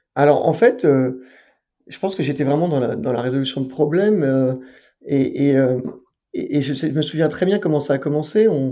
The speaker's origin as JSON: {"language": "French", "town": "Paris", "region": "Île-de-France", "country": "France", "tie": "born or raised there", "said": "J'étais en terminale dans un lycée parisien parce que j'ai grandi à Paris"}